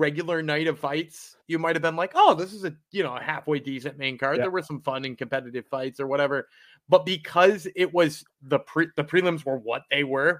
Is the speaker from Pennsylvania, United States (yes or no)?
no; Louisiana, United States; Come on, I grew up in Louisiana. We watched Married with Children.